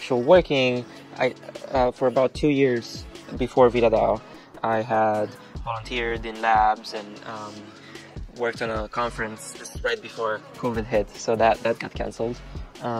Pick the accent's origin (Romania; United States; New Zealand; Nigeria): Romania; I'm from Romania